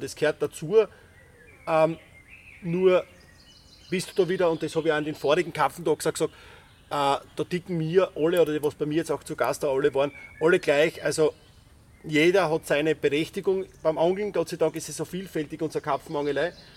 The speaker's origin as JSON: {"language": "German", "region": "Styria", "country": "Austria"}